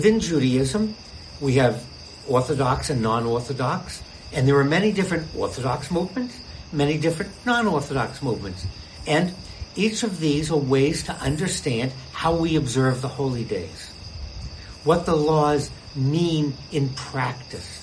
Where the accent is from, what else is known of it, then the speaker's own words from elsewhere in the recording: Boston, Massachusetts, United States; I grew up in Boston.